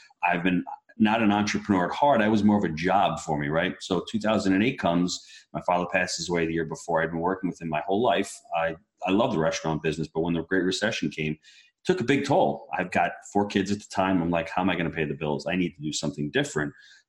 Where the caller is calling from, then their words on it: St. Augustine, Florida, United States; St. Augustine, Florida.